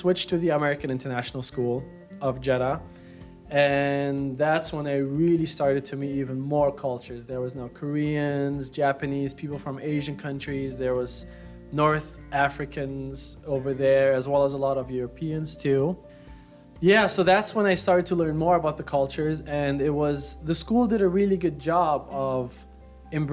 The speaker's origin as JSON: {"language": "English", "region": "Berlin", "country": "Germany", "tie": "born or raised there", "said": "I was born in Berlin, Germany."}